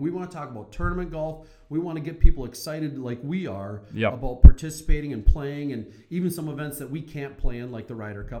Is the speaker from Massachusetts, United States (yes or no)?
no; Silver Bay, Minnesota, United States; I grew up in Silver Bay, Minnesota, and because my dad was a Baptist preacher, the family got membership.